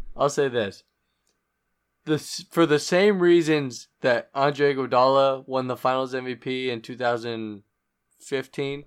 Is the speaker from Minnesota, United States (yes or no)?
no; Phoenix, Arizona, United States; my hometown, Phoenix